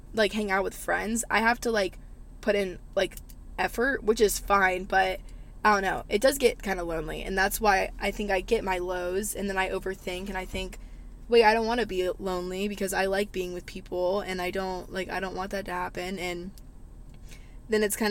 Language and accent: English; the South, United States; Growing up in the South, I feel like I've learned so much